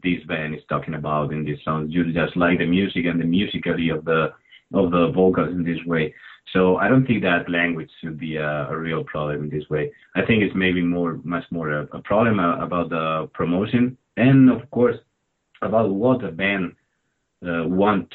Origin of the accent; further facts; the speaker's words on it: Albacete, Castilla-La Mancha, Spain; English is a second language; the best city is Albacete, of course, my hometown